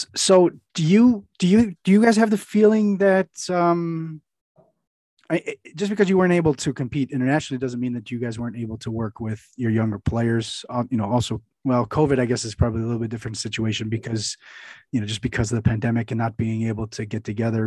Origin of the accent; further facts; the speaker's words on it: United States; as an American